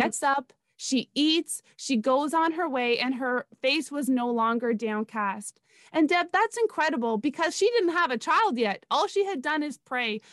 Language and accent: English; Canada; moved away as an adult; now in South Florida, United States; I was born and raised in Canada